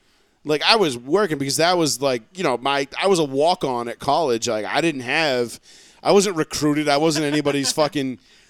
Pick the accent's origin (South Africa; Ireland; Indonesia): Ireland; As an Irishman, I said. God fuck the queen and I drank a Guinness.